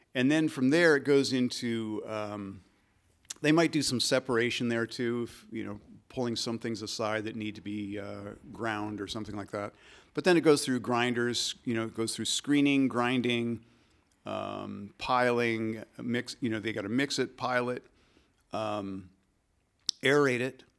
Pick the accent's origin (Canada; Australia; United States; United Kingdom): United States; Michigan; This is in the Midwest. I grew up in Michigan